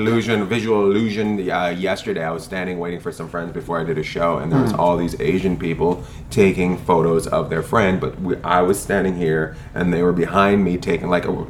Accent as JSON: {"language": "English", "country": "Canada", "lives_now": "United States", "said": "because I came down from Canada, so I had to go to the World Trade Center. There, that's where the immigration office was that I went to."}